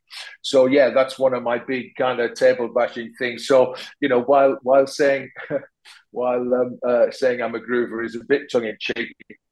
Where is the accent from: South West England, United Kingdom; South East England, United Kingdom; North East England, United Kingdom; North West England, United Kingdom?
North East England, United Kingdom; Sunderland; now in London, United Kingdom; hopefully sound like I'm from Sunderland, except when I go back there and people say, "Where you're from, like?" because you know, my accent, I've lived in London for a long time now, and my accent has kind of, I suppose, changed and moderated over the years